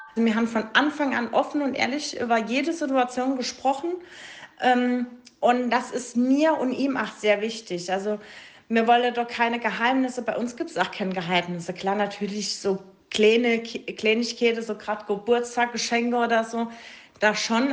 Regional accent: Saarland, Germany; moved away; ich bin ja ursprünglich aus dem Saarland

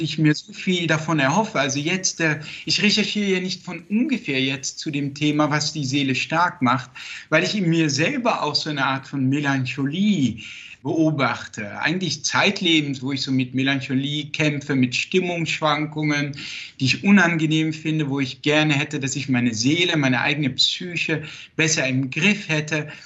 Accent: Netherlands; born or raised there; first language Dutch; German is a second language; moved away

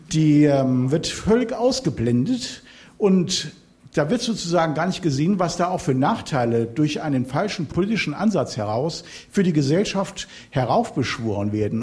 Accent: Hamburg, Germany; ich komme aus dem Bundesland, wo die Alternative für Deutschland wahrscheinlich immer noch unter zehn Prozent ist aus Hamburg. Ich komme aus dem Stadtteil, wo die Linke dreißig Prozent hat und die Grünen neunundzwanzig Prozent, Sankt Pauli

